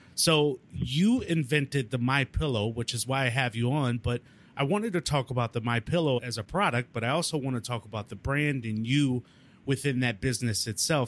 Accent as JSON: {"language": "English", "region": "Midwest", "country": "United States", "said": "I'm from the Midwest, just like you, not too far from you"}